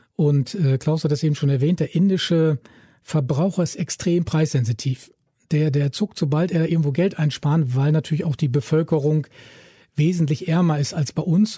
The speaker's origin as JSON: {"language": "German", "country": "Germany", "said": "ich als Deutscher"}